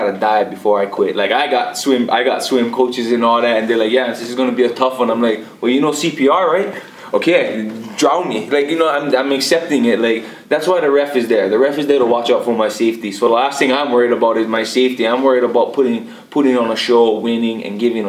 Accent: Hawaii, United States

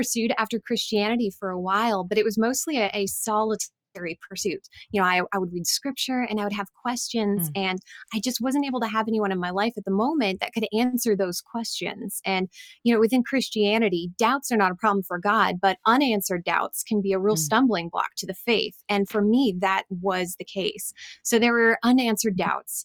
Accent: Pacific Northwest, United States; I'm from the Pacific Northwest

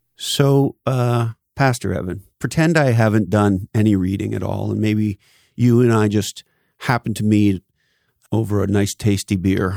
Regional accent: Canada; I grew up in Canada

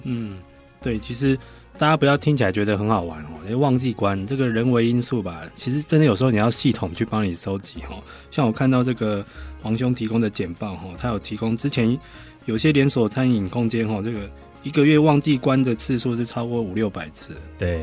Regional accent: Taiwan; 我们台湾人

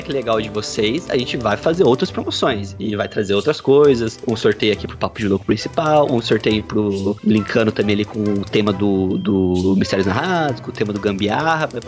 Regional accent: Paty do Alferes, Rio de Janeiro, Brazil; Minha cidade natal, Patido Alferes, região sul do estado do Rio de Janeiro, lá é o caminho do café na época colonial

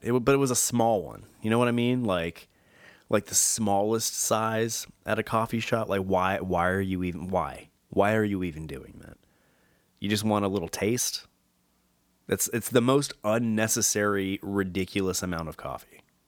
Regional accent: Southern California, United States; growing up in Southern California

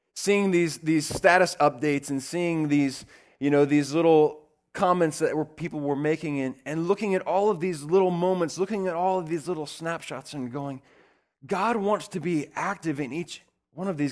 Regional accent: the South, United States; I grew up in the South

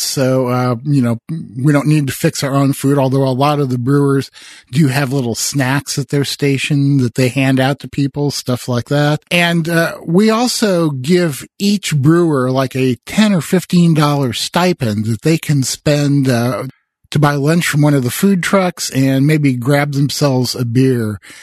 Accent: Midwest, United States; I grew up in the Midwest

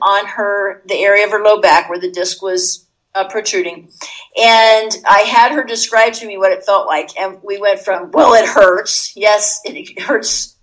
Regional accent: Puerto Rico; moved away as an adult; growing up in Puerto Rico

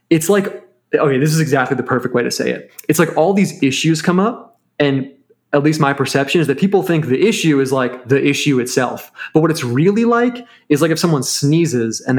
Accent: United States; like being American, I mean, it, there's not like an ethnos, there's not like an eth- one ethnicity that binds the people together.

